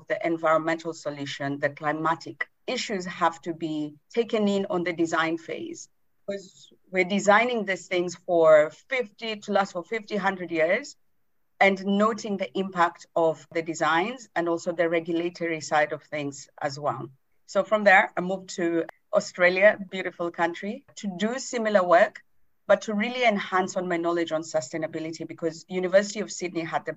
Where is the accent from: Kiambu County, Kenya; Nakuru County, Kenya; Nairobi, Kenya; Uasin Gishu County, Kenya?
Nairobi, Kenya; I grew up in Nairobi, Kenya